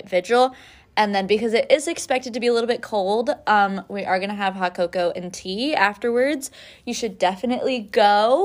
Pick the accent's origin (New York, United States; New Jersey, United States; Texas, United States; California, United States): California, United States; Humboldt; moved away; I'm from Humboldt